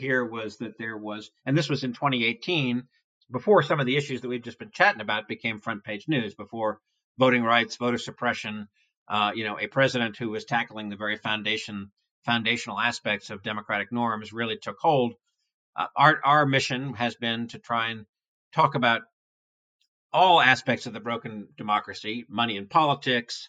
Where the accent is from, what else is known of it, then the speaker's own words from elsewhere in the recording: New York City, New York, United States; I grew up in New York City where we had an all news AM radio station.